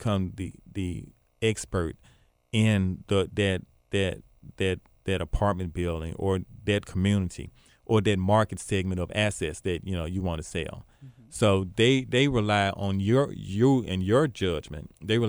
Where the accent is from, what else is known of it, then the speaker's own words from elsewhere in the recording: Binghamton, New York, United States; So, again, I'm from Binghamton.